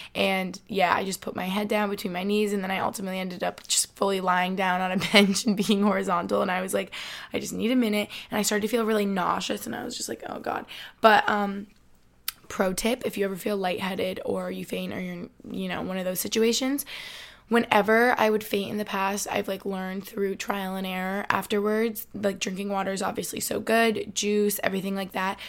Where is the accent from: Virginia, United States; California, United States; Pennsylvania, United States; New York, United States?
New York, United States; Albany; now in Boston, United States; I'm from Albany